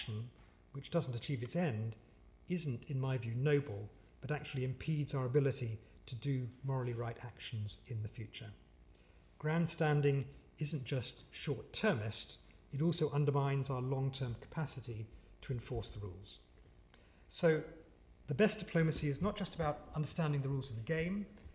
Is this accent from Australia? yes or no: no; United Kingdom; also born or lived in Pakistan; as British people